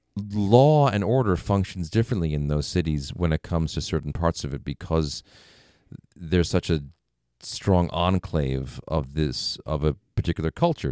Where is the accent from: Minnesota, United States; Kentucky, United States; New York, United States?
New York, United States; moved away as an adult; I was from New York, or at least, you know, were close enough to the city